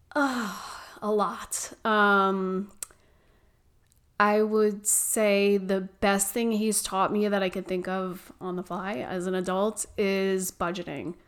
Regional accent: New York, United States; moved away as an adult; now in Gilbert, United States; I was born and raised in New York.

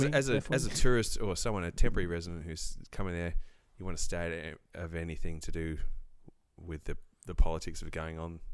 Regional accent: Tasmania, Australia; now in Norfolk Island, Australia; I'm from Tassie

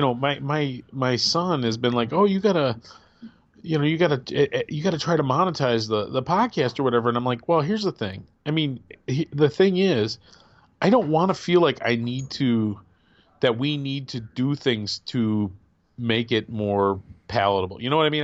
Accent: Midwest, United States; I'm a Midwesterner

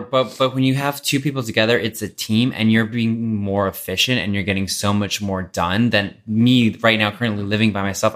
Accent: Texas, United States; now in Los Angeles, United States; I grew up in Texas

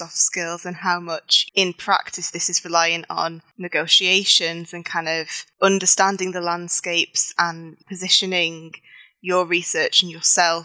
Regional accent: Manchester, North West England, United Kingdom; I'm originally from Manchester

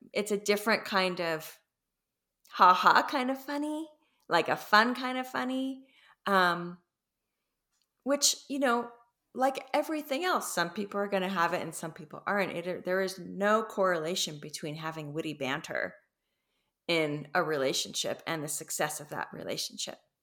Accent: Los Angeles, California, United States; I come from Los Angeles

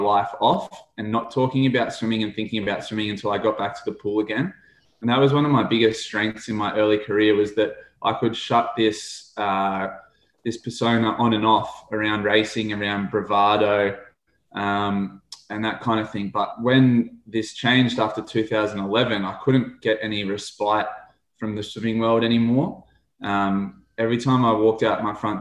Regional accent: Australia

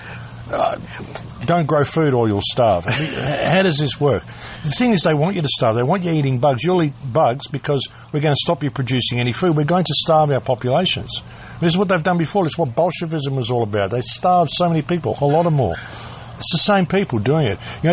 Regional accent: Adelaide, South Australia, Australia; Where I grew up in Adelaide

